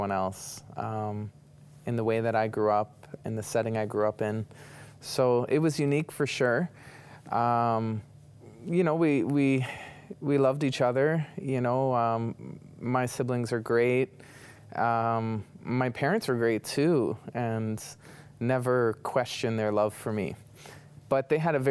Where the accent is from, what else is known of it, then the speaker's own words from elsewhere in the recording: Toronto, Ontario, Canada; I was born and raised in the city of Toronto